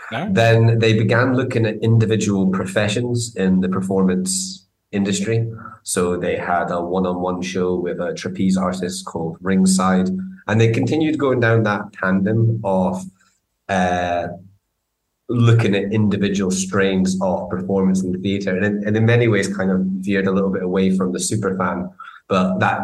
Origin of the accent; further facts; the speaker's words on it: Edinburgh, Scotland, United Kingdom; I grew up in Edinburgh. I grew up, so I've lost it now.